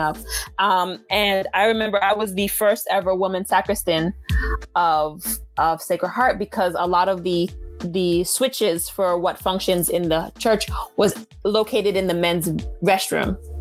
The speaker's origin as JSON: {"language": "English", "country": "Haiti", "first_language": "Haitian Creole", "second_language": "English", "moved": "yes", "said": "I'm Haitian"}